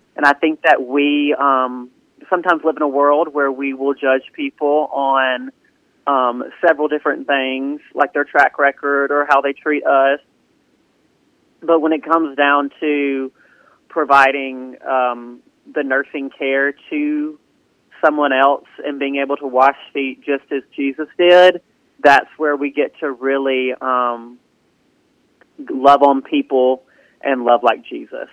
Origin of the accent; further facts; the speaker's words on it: Southaven, Mississippi, United States; also born or lived in Starkville, Mississippi; when I was um, about one, I moved to South Haven, Mississippi, and I've been um, in South Haven my entire life